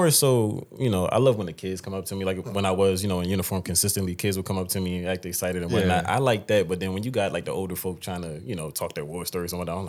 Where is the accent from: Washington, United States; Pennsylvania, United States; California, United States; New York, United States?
Pennsylvania, United States; Philadelphia; I grew up in Philadelphia. I started in Southwest and ended up in West Philly.